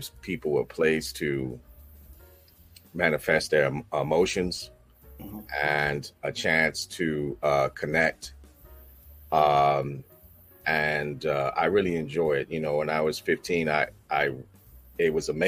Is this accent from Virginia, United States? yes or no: yes; Alexandria, Virginia, United States; also born or lived in Manassas, Virginia; I'm from Alexandria, Virginia. But I spent the last, 30 years out here in Manassas, Virginia, and Prince William County